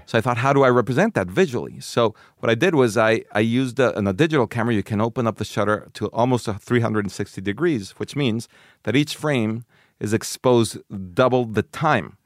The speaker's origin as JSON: {"language": "English", "country": "Mexico", "tie": "born or raised there", "said": "I grew up in Mexico"}